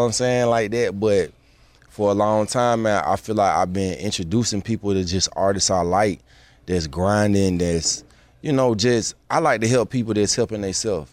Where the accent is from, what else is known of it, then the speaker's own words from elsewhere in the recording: Atlanta, Georgia, United States; I'm from Atlanta, Georgia